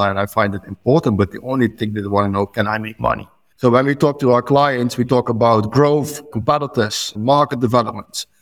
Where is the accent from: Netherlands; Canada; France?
Netherlands; now in Lucca, Italy; I'm from the Netherlands